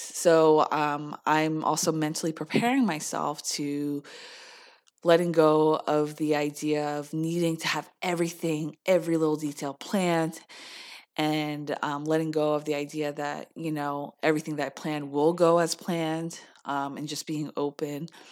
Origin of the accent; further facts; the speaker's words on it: United States; being Korean American